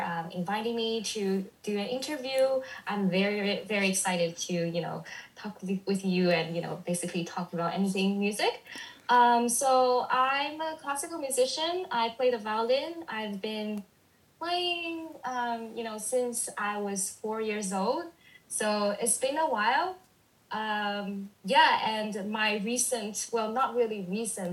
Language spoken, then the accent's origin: English; China; moved away as an adult; also born or lived in Canada; now in United States; I was born and raised in China. I went abroad to study in Canada for a year and then, you know, moved to the States.